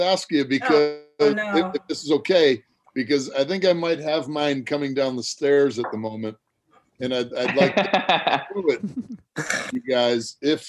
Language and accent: English; Chicago, Illinois, United States; as a Chicagoan.